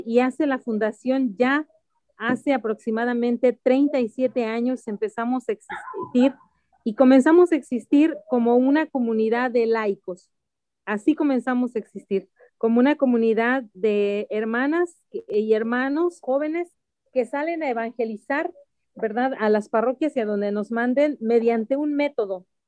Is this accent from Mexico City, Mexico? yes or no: yes; Mexico City, Mexico; Yo soy de la Ciudad de México, originaria de la Ciudad de México